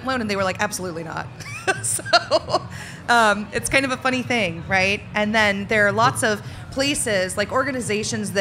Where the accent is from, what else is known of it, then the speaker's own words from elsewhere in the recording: the South, United States; I grew up in the South